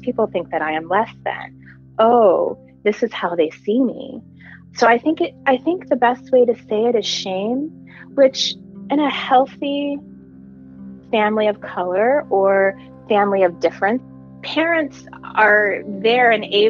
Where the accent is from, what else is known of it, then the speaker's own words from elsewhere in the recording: Nashville, Tennessee, United States; born there; So I was born in Nashville, Tennessee. My dad was in medical school at the time that I was born, and I'm a second child.